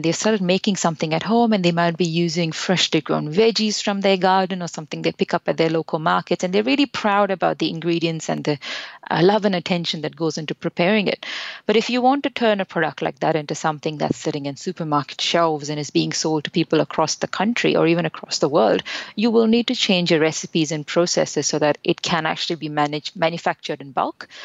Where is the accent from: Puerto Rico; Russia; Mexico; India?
India; moved away; We're originally from India, which is where we both came and got our interest in food